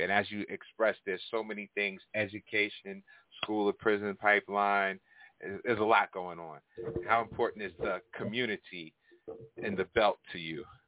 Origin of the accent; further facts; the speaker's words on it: Hempstead, New York, United States; also born or lived in Uniondale, New York; growing up in Hempstead and Uniondale